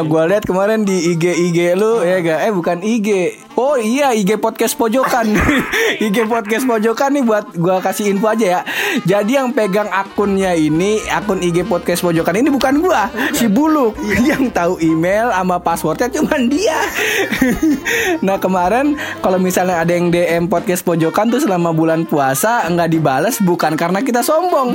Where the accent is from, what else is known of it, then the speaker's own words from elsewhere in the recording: Depok, West Java, Indonesia; gua asli Depok